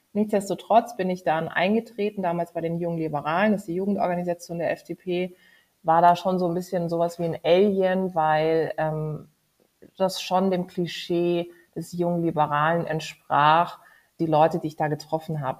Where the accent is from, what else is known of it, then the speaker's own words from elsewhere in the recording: Karlsruhe, Baden-Württemberg, Germany; moved away; in meiner Heimatstadt in Karlsruhe